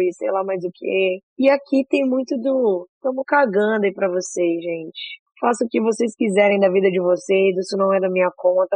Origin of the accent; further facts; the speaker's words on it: Capixaba, Espírito Santo, Brazil; como capixabas